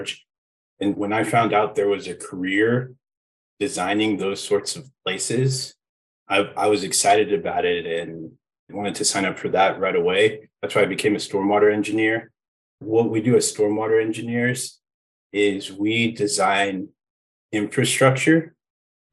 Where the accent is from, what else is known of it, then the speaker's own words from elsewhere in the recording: Aurora, Colorado, United States; I grew up in Aurora, Colorado